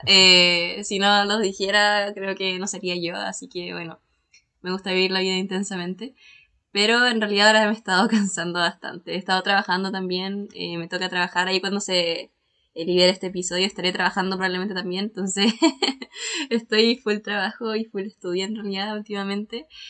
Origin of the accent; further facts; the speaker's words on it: Chile; soy bien, bien de Chile